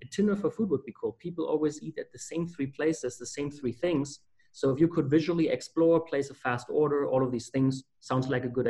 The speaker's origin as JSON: {"language": "English", "country": "Germany", "moved": "as an adult", "lives_now": "Winston-Salem, United States", "said": "I'm from Germany, and I went to Wake Forest University."}